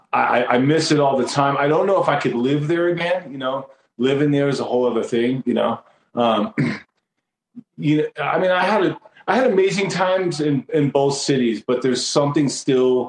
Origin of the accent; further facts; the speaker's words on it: Taunton, Massachusetts, United States; also born or lived in Los Angeles, California; now in Henderson, United States; I was born in Taunton, Massachusetts